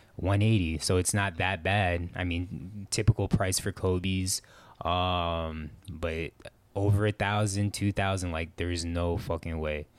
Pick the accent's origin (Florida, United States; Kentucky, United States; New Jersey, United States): Florida, United States; also born or lived in Midwest; I'm from Florida and it never looks like maybe Christmas